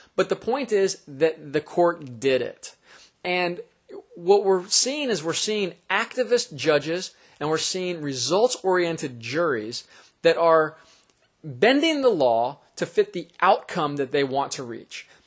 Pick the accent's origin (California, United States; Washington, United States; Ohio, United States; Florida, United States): Florida, United States; the state of Florida, which is my home state